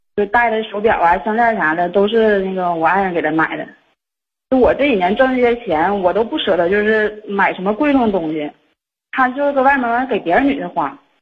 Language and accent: Chinese; Xinmin, Liaoning, China; moved away as an adult; now in Shenyang, China; 我俩老家吧，是西民的